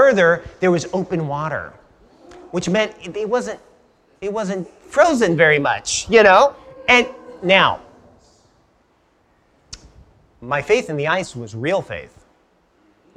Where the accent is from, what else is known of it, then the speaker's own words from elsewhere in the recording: Los Angeles, California, United States; I grew up in Los Angeles